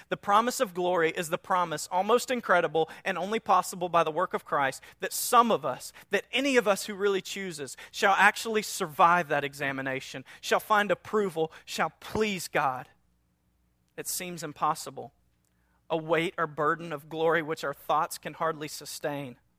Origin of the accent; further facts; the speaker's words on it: North Louisiana, United States; we're from North Louisiana, a small town, and so we had our little sayings